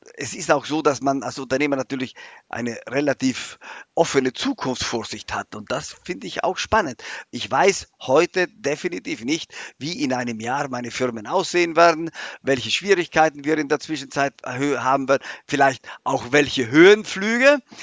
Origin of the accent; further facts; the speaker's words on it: South Tyrol, Trentino-Alto Adige, Italy; moved away as an adult; now in Germany; vor allem ist es mein Heimatland